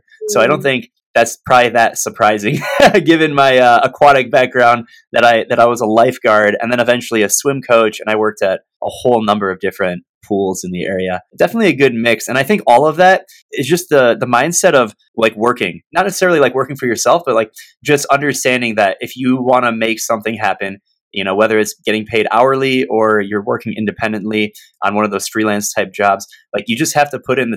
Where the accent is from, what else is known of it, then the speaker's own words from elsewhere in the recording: Michigan, United States; born and raised in Michigan